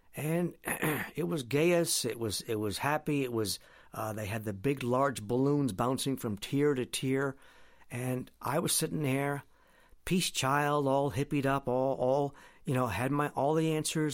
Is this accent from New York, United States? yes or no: no; Presque Isle, Maine, United States; back in my hometown now in Presque Isle